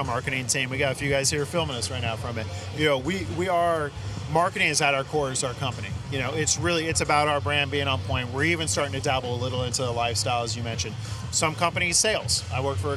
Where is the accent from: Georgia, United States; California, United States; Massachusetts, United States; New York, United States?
California, United States; NorCal; now in Southern California, United States; living in SoCal compared to growing up in NorCal